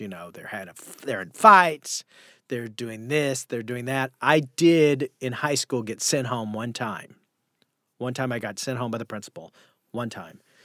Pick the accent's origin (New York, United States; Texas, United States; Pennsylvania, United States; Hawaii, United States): Texas, United States; Sulphur Springs; now in Los Angeles, United States; the name of the town I'm from is called Sulphur Springs, Texas